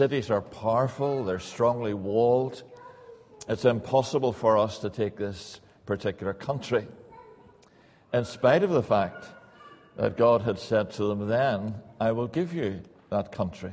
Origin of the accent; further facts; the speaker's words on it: Northern Ireland, United Kingdom; moved away as an adult; now in England; Probably take you a wee while to get used to my accent. I was brought up in Northern Ireland, came over to England